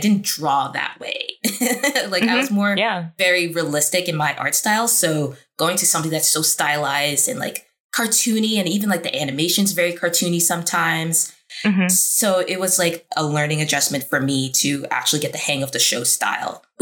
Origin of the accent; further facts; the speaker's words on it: New York, United States; moved away as an adult; now in Burbank, United States; I'm coming from New York, born and raised